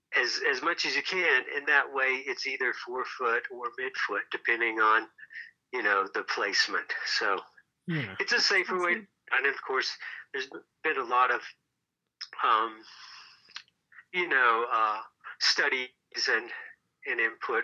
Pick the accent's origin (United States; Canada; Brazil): United States; Tennessee; moved away as an adult; also born or lived in Aspen, Colorado; now in Boulder, United States; I was a ski bum from Tennessee